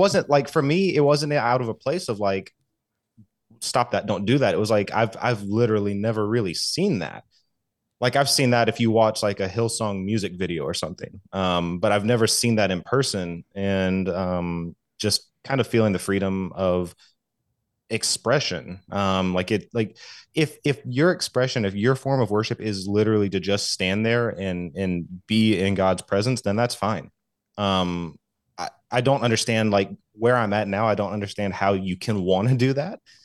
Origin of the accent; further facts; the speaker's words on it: Southeast, United States; I grew up in, in the Southeast, um, Southern Baptist